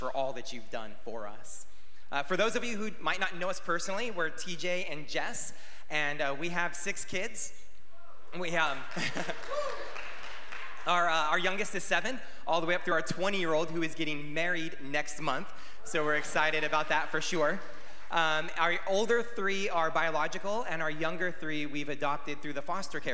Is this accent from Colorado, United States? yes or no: no; California, United States; now in Arizona, United States; We're from California